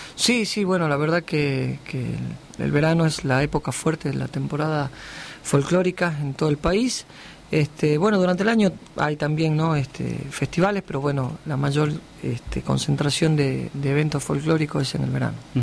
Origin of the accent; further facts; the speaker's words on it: Salvador Mazza, Salta, Argentina; moved away; yo me crié en Salvador Massa frontera con Bolivia, viví 16 años allá